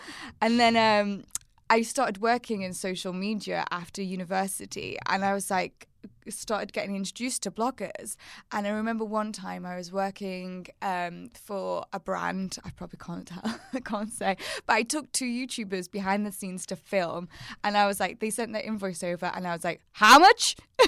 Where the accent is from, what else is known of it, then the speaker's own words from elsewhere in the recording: Wirral, North West England, United Kingdom; And my accent. From the Wirral.